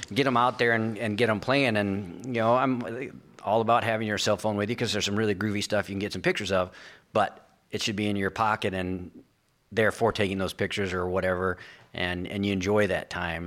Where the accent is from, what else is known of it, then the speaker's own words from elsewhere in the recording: Sioux Falls, South Dakota, United States; moved away; also born or lived in Oklahoma; I was born in Sioux Falls, South Dakota